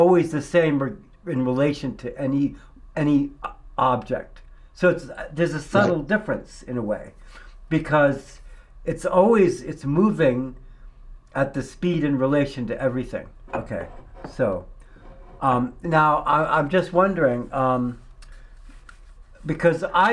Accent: New York, United States; moved away; also born or lived in Prescott; I grew up in New York State

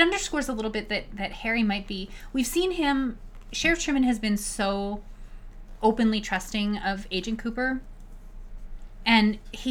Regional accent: Canada; Christ, they as a Canadian

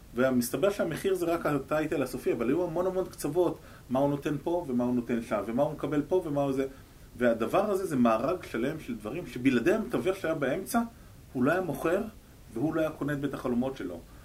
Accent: Israel; אני ישראלי

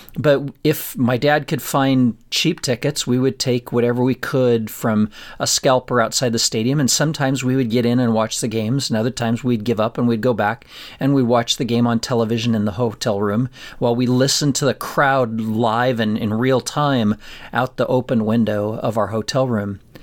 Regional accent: Colorado, United States; I grew up in Colorado, in a little town in Colorado

